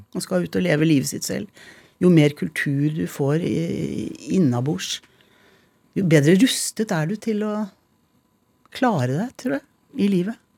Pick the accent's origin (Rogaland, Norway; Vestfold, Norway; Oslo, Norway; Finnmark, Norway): Vestfold, Norway; Tønsberg; also born or lived in Montreal, Canada / Tjøme; Jeg er født i Canada, i Montreal, hvor jeg og søstrene mine ble født. Bodde der til jeg var fem, og så flyttet vi til Tønsberg. Jeg bodde egentlig lengst i Tønsberg. Regner meg liksom som Tønsberg-jente, da.